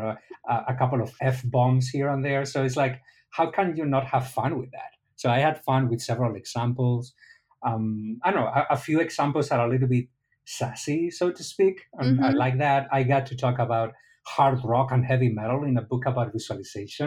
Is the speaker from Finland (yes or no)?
no; Spain; now in Miami, United States; I'm from Spain, not from Egypt